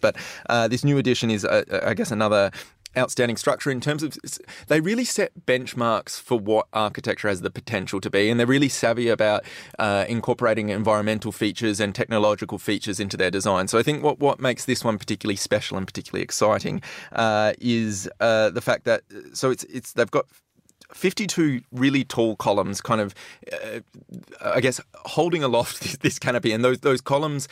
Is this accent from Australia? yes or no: yes; Western Australia, Australia; I'm West Australian